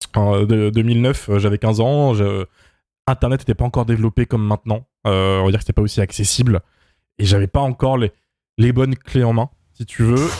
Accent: France; first language French

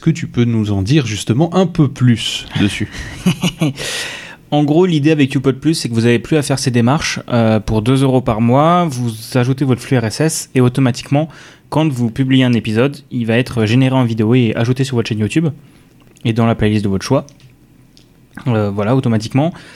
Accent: Strasbourg, Grand Est, France; je suis originaire de la banlieue de Strasbourg

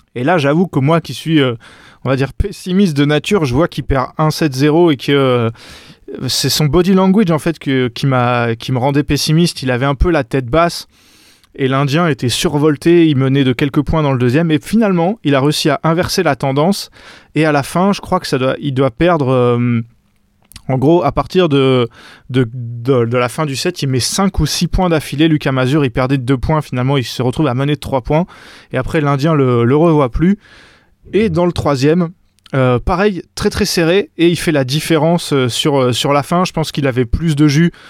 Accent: France; en tant que français

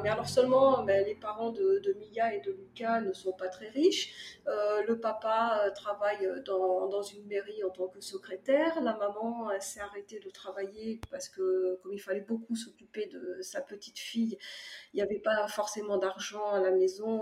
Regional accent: Cognac, Nouvelle-Aquitaine, France; moved away as an adult; now in Provence, France; je suis née à Cognac, en Charente. Puis, ben, euh, par nécessité professionnelle, j'ai émigré euh, en Provence il y a ben, plus de 20 ans maintenant

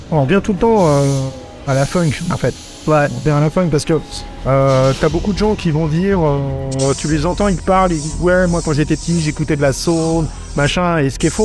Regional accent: Normandy, France; moi, on est normand, j'écoutais de la variété française

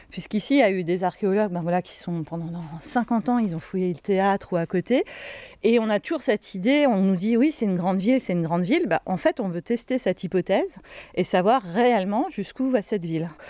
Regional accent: Hauts-de-France, France; les théâtres antiques dans le nord de la Gaule, donc chez nous en Picardie, ils sont pas faits comme à Orange dans le sud.

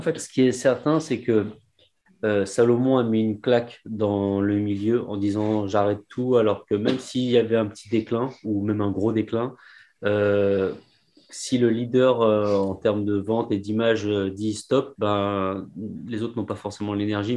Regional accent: Paris, Île-de-France, France; on est parisien

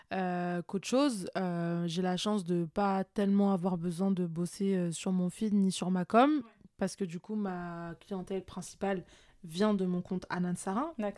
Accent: France; also born or lived in Morocco (ancestry); je suis marocaine d'origine et même si je suis française

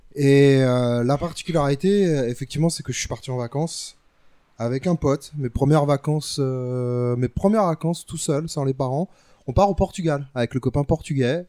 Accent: Paris, Île-de-France, France

